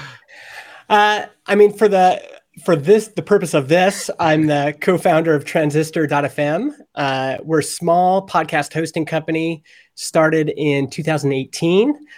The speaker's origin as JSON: {"language": "English", "region": "Alberta", "country": "Canada", "tie": "born or raised there", "said": "I grew up in Alberta, and in Alberta, Canada, talk radio is huge."}